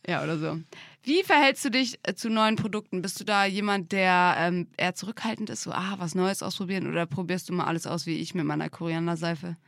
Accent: Drage, Germany; bin ich ja in Drage aufgewachsen, in einem kleinen Dorf mit 250

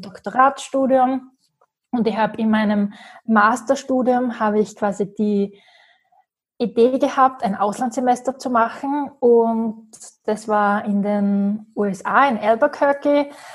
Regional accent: Graz, Styria, Austria; ich komme aus Graz

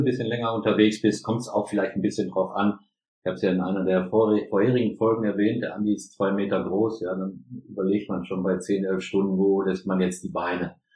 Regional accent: Germany; ich bin Deutscher

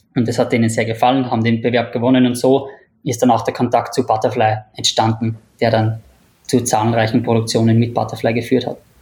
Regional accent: Upper Austria, Austria; moved away as an adult; also born or lived in Vienna, Austria; now in Singapore; ich bin, bin aus Oberösterreich, bin dann nach der, nach der Matura nach Wien gezogen

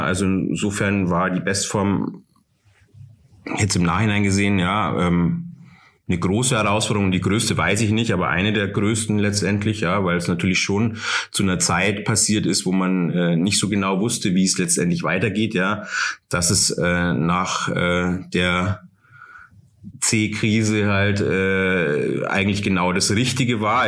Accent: Starnberg, Bavaria, Germany; also born or lived in Munich / Oberhaching; now in Taufkirchen, Germany; Ich bin in Starnberg geboren, ja. Ich komme aus der Starnberger Ecke

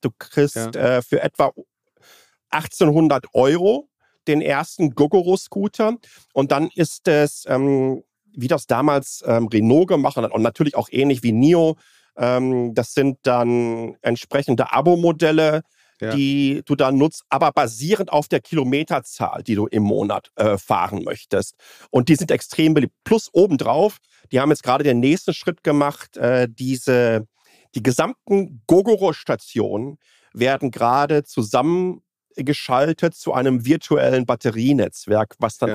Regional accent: Nordschleife, Rhineland-Palatinate, Germany; now in Taipei, Taiwan; Ich bin an der Nordschleife aufgewachsen

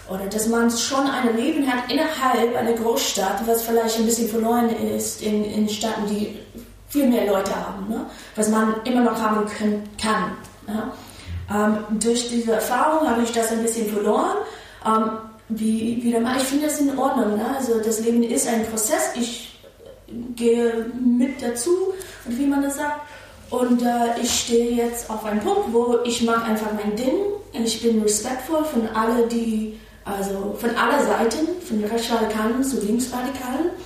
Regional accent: New York City, New York, United States; German is a second language; moved away as an adult; also born or lived in Brooklyn; now in Berlin, Germany; ich habe ein paar Jahre in Brooklyn, ich bin in Manhattan geboren und aufgewachsen, ne? aber wenn ich 16 war, war ich in Brooklyn mit meiner Mama und kleiner Schwester.

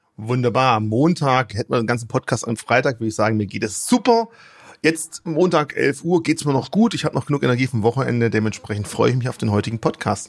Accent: Germany; bei uns in Deutschland

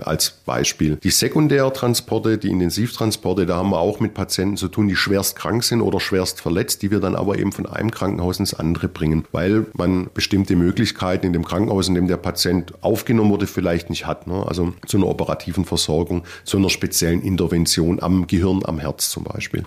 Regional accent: Ludwigsburg, Baden-Württemberg, Germany; accent: Swabian; also born or lived in Leipzig / Tübingen; Ich bin tatsächlich gebürtiger Ludwigsburger und bin über verschiedene Ecken, auch im Studium über Leipzig und Tübingen dann wieder tatsächlich zurückgekommen

